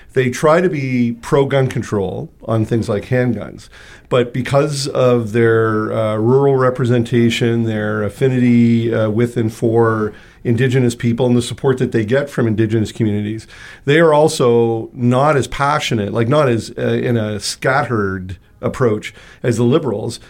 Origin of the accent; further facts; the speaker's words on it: Toronto, Ontario, Canada; now in Winnipeg, Canada; I'm from Toronto